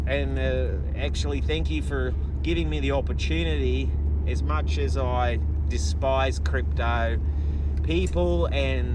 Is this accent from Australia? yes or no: yes; Perth, Western Australia, Australia; my hometown of Perth in Australia. Western Australia, to be specific.